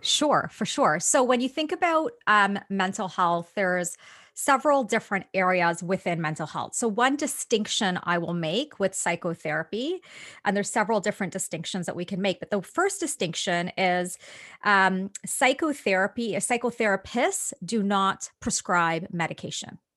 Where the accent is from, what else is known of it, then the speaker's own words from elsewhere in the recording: Toronto, Ontario, Canada; I'm Canadian. So, I pretty much grew up in Toronto.